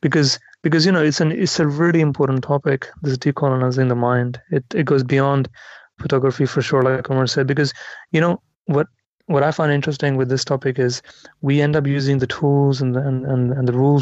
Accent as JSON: {"language": "English", "country": "India", "said": "as an Indian, like, you know, I'm curious by anybody who's photographed, is this the India you live in?"}